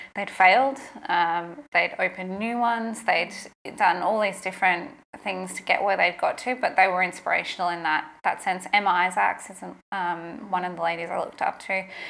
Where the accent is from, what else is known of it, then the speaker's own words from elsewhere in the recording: Toowoomba, Queensland, Australia; moved away as an adult; also born or lived in Brisbane; I'd moved from Toowoomba to Brisbane. This is in Queensland, my hometown.